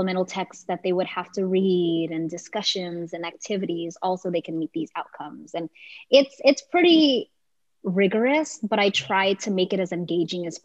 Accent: Delano, California, United States; my experience growing up in Delano, I grew up with a single mom

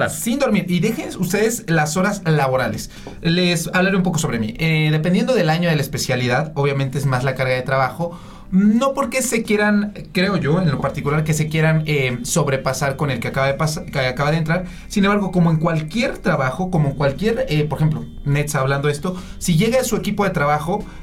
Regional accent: Puebla, Mexico; now in Mexico City, Mexico; en mi caso, de Puebla vine para la Ciudad de México.

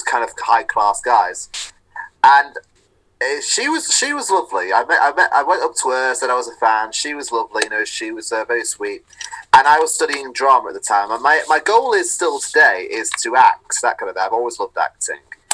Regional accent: Manchester, North West England, United Kingdom; moved away as an adult; also born or lived in Salford; now in Westcliff-on-Sea, United Kingdom; because I'm from Manchester, you're bound to bump into some point someone who's worked on Coronation Street.

